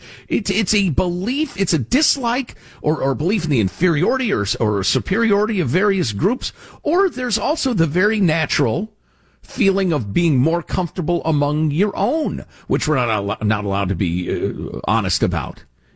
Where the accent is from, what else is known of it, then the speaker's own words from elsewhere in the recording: the North, United States; I'm from the North, and I don't appreciate it.